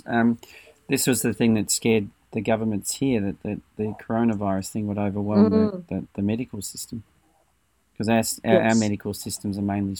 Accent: Australia; also born or lived in New Zealand; As an Australian citizen, I was able to receive their medical care when I lived in New Zealand.

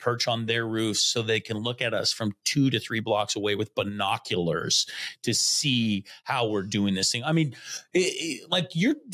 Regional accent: Connell, Washington, United States; I grew up in Connell.

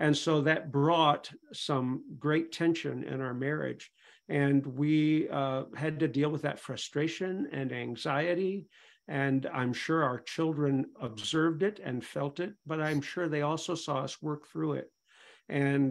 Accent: Pontiac, Michigan, United States; I was raised in the Church of God in Pontiac, Michigan. Went there since I was 5 years old.

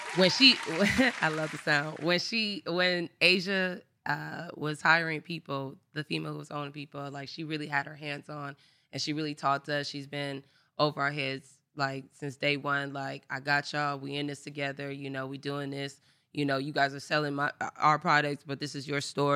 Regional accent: Inglewood, California, United States; also born or lived in Los Angeles; I am from Inglewood, California, born and raised.

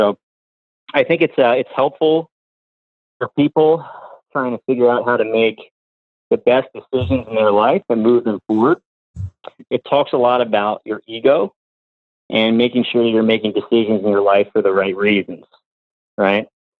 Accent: New Jersey, United States; …? I'm from New Jersey.

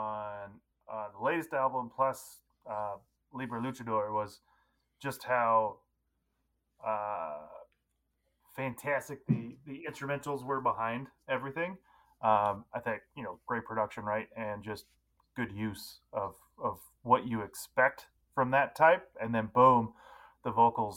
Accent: San Diego, California, United States; growing up in San Diego

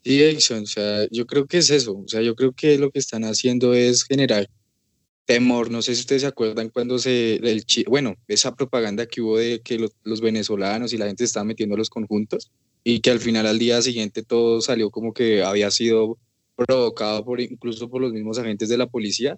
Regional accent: Colombia

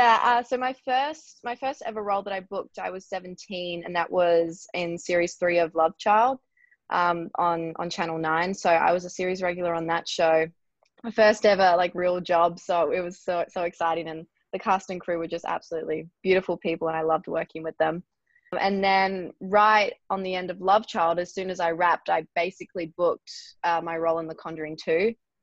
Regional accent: Melbourne, Victoria, Australia; moved away as an adult; now in Los Angeles, United States; I'm 22 years old and I'm an Australian actress. I moved from Melbourne to Los Angeles when I was 19 a few years ago.

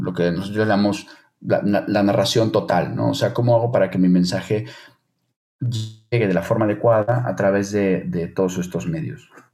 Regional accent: Mexico; moved away as an adult; now in Spain; como mexicano en el extranjero

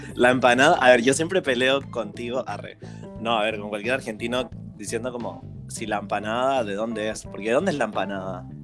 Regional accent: Chile; moved away as an adult; now in Berlin, Germany; yo la chilena

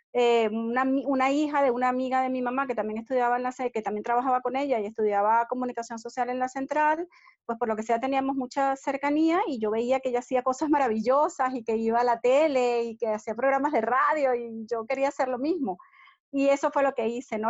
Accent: Caracas, Capital District, Venezuela; moved away; Mi infancia se desarrolló en Caracas

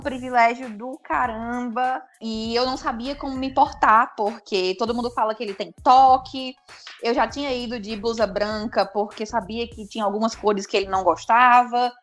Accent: Brejo Santo, Ceará, Brazil; also born or lived in Fortaleza / Natal / São Paulo; Eu estou em Brejo Santo, é, que é a cidade para onde eu me mudei quando eu tinha seis anos de idade. Eu nasci em Fortaleza, me mudei para cá

